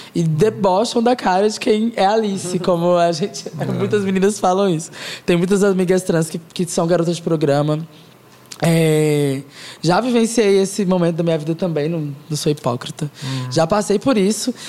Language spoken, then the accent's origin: Portuguese; Goiás, Brazil; sou uma garota goiana